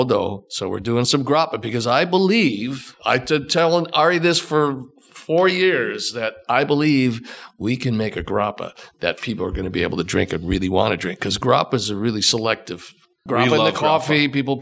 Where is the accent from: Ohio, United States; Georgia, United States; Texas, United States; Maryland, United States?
Ohio, United States; I'm not from New Jersey. I'm from Ohio.